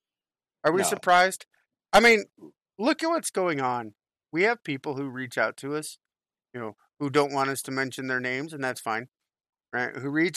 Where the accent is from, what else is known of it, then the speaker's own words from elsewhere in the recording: California, United States; I grew up in California during the riots in 92-93, right?